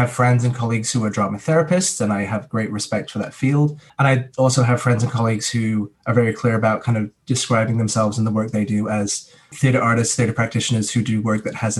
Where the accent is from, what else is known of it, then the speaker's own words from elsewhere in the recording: England, United Kingdom; moved away; Like I'm a British citizen. I can go back to England for as long as I want.